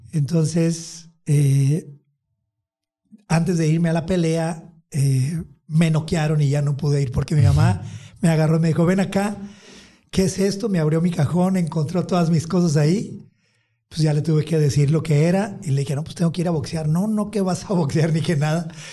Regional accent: Empalme, Sonora, Mexico; moved away; also born or lived in Tijuana / California; mis raíces, este, el lugar de donde vengo

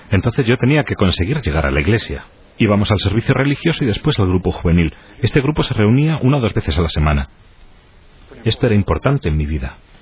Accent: Cincinnati, Ohio, United States; also born or lived in Indiana / Cleveland, Ohio; Nací en Indiana, viví por un tiempo en Cleveland, pero sobre todo en Cincinnati, Ohio.

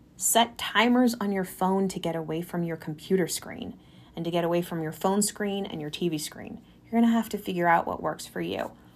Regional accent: California, United States; now in Colorado, United States; Growing up in California

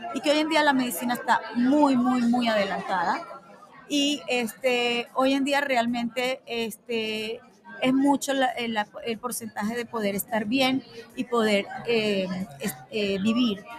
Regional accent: Venezuela; moved away as an adult; also born or lived in Panama; now in United States; soy venezolana de pura cepa, con mucho orgullo por mi país

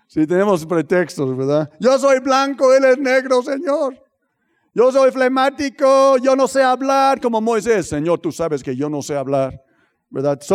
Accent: United States; en Estados Unidos, hay, eh, no, no es puro racismo, pero hay racismo, especialmente de donde soy yo

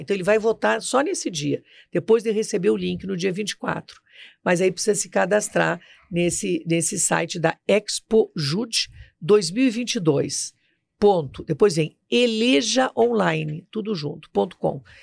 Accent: Rio Grande do Sul, Brazil; moved away as an adult; now in Brasília, Brazil; eu vim do Rio Grande do Sul para cá ainda é estudante, né, da faculdade

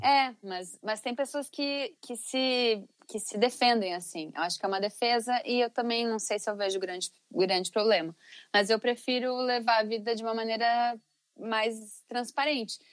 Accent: Teutônia, Rio Grande do Sul, Brazil; Eu vim de uma cidade, na cidade de Teutônia, no Vale do Taquari

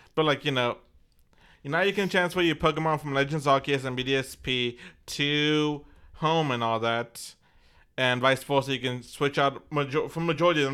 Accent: Texas, United States; we're from Texas

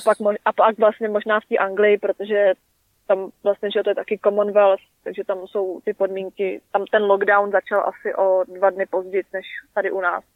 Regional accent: Czechia; now in New Zealand

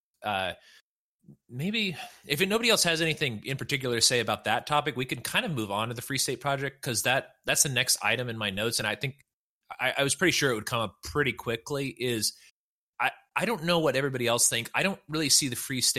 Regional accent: California, United States; moved away; I'm from California

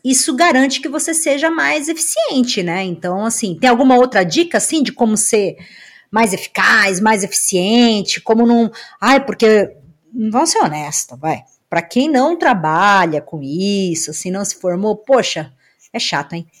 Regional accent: Brazil; moved away; lá na minha cidade no Brasil

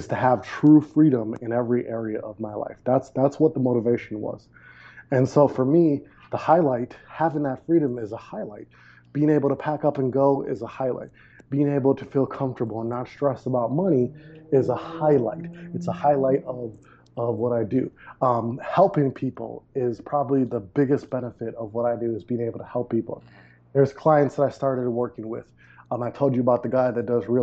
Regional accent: Milwaukee, Wisconsin, United States; moved away as an adult; also born or lived in Maui, Hawaii / Panama / Medellin, Colombia; I grew up in Milwaukee, Wisconsin

